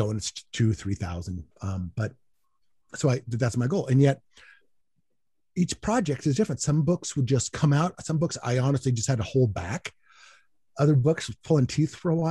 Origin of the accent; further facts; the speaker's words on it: United States; I am an American